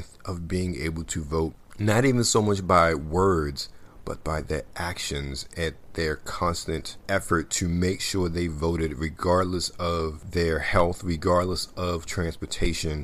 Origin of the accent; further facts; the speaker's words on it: Baltimore, Maryland, United States; I grew up in Baltimore City